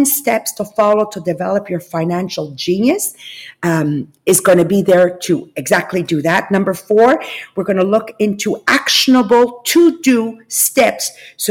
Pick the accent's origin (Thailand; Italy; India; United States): Italy; moved away; I'm from Italian origins. Actually, I'm actually born in Italy.